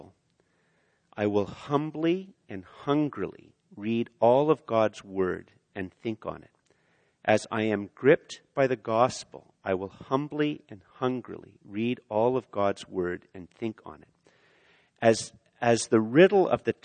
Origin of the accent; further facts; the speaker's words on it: Canada; I'm Canadian